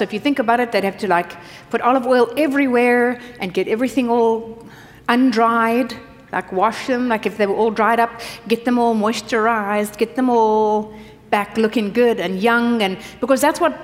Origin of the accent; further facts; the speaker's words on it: South Africa; moved away; I grew up in South Africa.